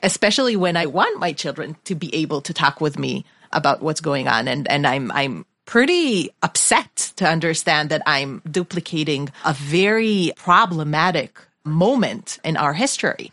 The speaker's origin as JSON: {"language": "English", "country": "Israel", "tie": "born or raised there", "said": "I grew up in Israel"}